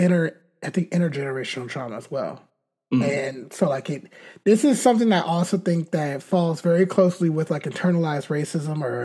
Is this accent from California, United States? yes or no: yes; California, United States; we're both from America, both from California